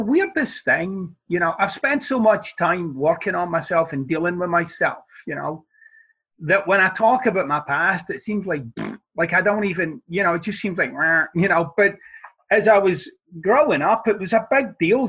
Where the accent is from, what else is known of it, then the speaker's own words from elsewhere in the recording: Glasgow, Scotland, United Kingdom; moved away; I'm from the East End of Glasgow